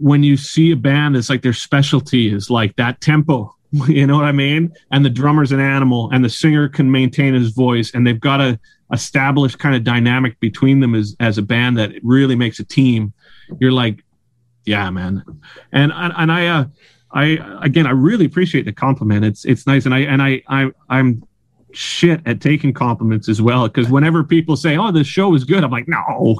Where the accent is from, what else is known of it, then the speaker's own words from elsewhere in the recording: Surrey, British Columbia, Canada; now in Vancouver, Canada; was born and raised in Surrey, and I kind of, I think the thing is as well is for me, Vancouver is where I live.